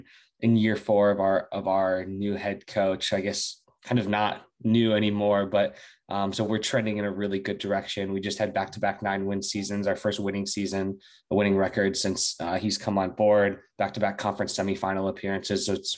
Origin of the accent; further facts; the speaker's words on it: Florida, United States; born there; but I was born in South Florida. I've lived a little bit all over the U.S.